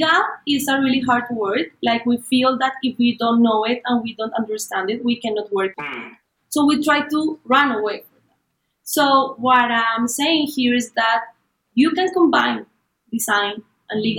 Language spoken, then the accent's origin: English; Colombia; I'm from Colombia